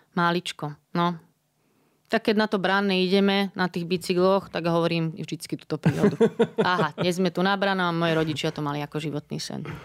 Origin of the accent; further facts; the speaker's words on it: Bratislava, Bratislava Region, Slovakia; ja som z Bratislavy